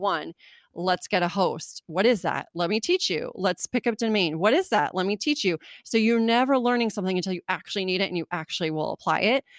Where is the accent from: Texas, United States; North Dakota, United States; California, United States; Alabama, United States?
California, United States; also born or lived in Germany; I grew up in California